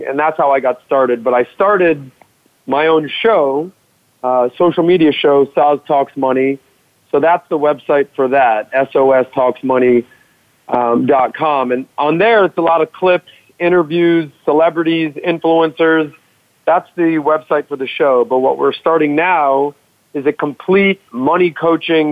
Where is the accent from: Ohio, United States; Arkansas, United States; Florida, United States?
Florida, United States; Miami; growing up in Miami, South Beach, I was in the hospitality and nightlife business.